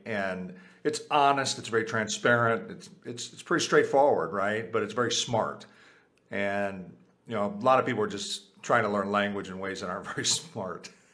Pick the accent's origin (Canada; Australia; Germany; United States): United States; first language Spanish; English is a second language; my first language was Spanish. I was born in the U.S.